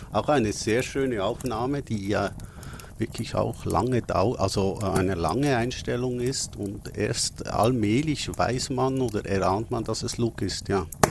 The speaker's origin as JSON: {"language": "German", "country": "Switzerland", "said": "als Schweizer muss ich das ja schon fragen"}